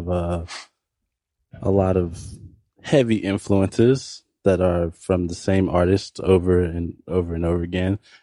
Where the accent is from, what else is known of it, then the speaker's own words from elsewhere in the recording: Pensacola, Florida, United States; also born or lived in Orlando, Florida; I was born in Orlando, Florida, but like I was raised here and I learned everything about myself here. So I'm from Pensacola